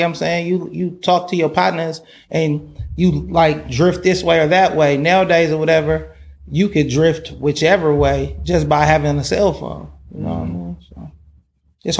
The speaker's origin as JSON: {"language": "English", "town": "Oakland", "region": "California", "country": "United States", "said": "I'm from Oakland, California."}